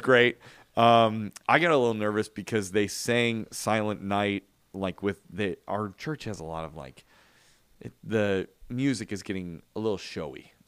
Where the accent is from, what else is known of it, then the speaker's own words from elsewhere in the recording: Chicago, Illinois, United States; When I grew up in Chicago, the church that I went